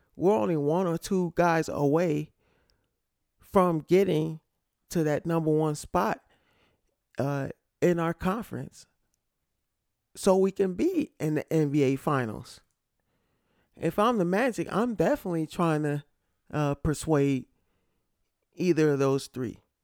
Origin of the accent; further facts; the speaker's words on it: Connecticut, United States; I'm from Connecticut.